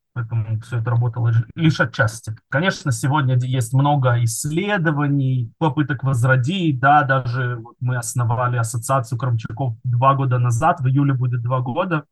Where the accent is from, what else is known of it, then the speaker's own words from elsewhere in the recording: Kerch, Crimea, Ukraine; now in Israel; Кельч, это мой родной город, где я родился и вырос